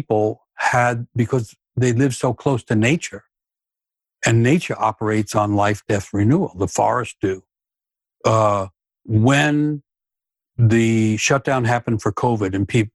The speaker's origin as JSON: {"language": "English", "town": "New York City", "region": "New York", "country": "United States", "tie": "born or raised there", "said": "I grew up in New York City, Manhattan, and in the inner city"}